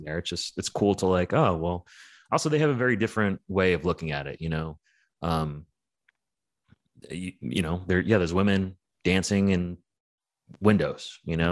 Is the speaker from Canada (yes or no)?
no; New York, United States; growing up in New York was really, really rough